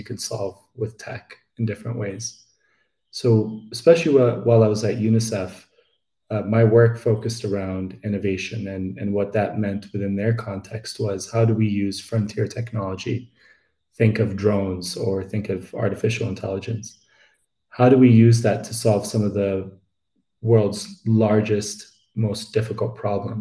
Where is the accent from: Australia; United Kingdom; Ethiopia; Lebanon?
Ethiopia; Addis Ababa; moved away as an adult; also born or lived in United States; I am Ethiopian. I grew up in the capital, Addis Ababa, and I moved to the US for my higher education